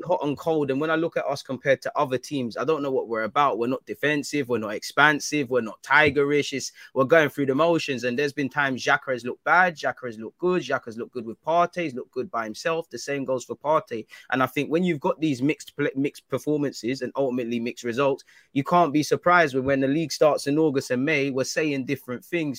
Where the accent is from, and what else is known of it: United Kingdom